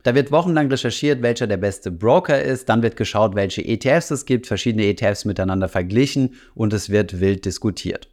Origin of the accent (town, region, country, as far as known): Germany